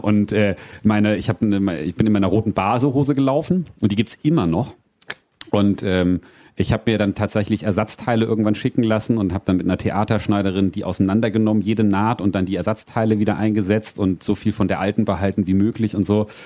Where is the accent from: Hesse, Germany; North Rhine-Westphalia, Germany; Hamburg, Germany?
Hesse, Germany; Frankfurt area; moved away as an adult; also born or lived in New Zealand; ich ich bin und werde auch immer Frankfurter Bub bleiben. Ich bin ne, in Hiptebach geboren, Triptebach aufgewachsen.